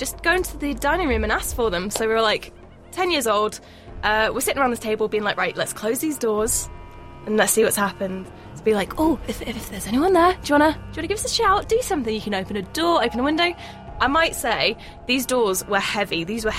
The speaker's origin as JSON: {"language": "English", "region": "Scotland", "country": "United Kingdom", "tie": "born or raised there", "said": "So, I grew up in Scotland"}